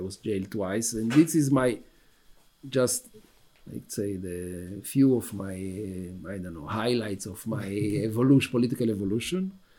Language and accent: English; Israel; moved away as an adult; also born or lived in Argentina / Tel Aviv, Israel; now in Brussels, Belgium; I was actually born in Argentina, when I was five, I moved to, my family, my parents decided to move to Israel, to a kibbutz. I was raised in a kibbutz in Israel, like regular Israeli.